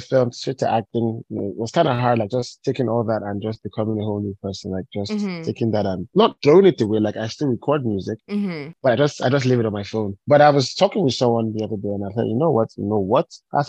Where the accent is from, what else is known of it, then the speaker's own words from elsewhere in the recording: Ibadan, Oyo, Nigeria; moved away as an adult; also born or lived in Cross River State; now in Lagos, Nigeria; my dad was a professor at the University of Ibadan. So I was born there. Yes. And raised there.